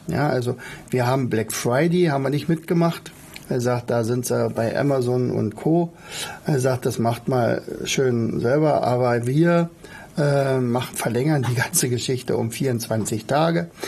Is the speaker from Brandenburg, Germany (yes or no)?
yes; Oderberg, Brandenburg, Germany; ich komme ja aus Oderberg, ich bin ja ein Ur-Oderberger, also ein in Oderbeck geboren.